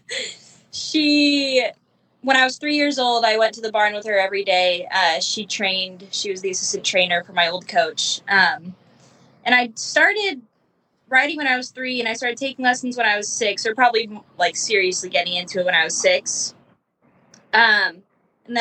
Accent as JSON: {"language": "English", "region": "California", "country": "United States", "tie": "born or raised there", "moved": "as an adult", "said": "I grew up in California"}